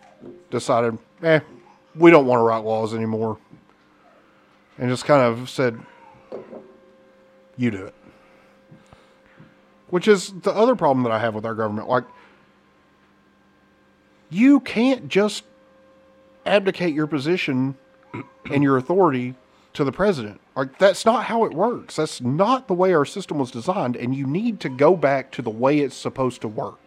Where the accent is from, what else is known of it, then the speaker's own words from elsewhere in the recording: United States; an American